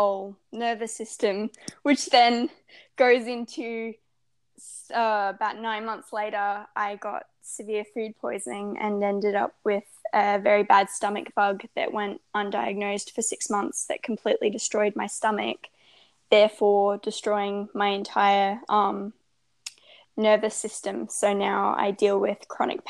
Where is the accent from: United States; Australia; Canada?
Australia; I'm 16, I'm Australian, and I'm a lifestyle and well-being blogger